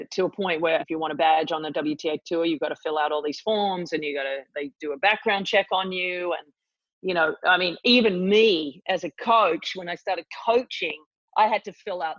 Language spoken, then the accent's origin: English; Australia; Yeah, I definitely had a front row seat to it all.